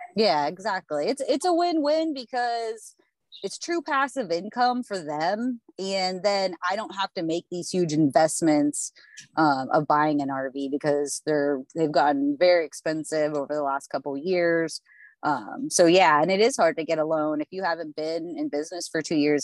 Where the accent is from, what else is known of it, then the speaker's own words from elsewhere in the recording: Pennsylvania, United States; I'm from Pennsylvania